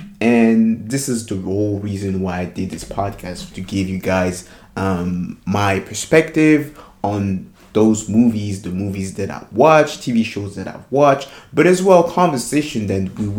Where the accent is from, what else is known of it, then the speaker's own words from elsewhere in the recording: France; English is a second language; So I'm a French dude. I'm from France, you know, no brainer. I'm 28 years old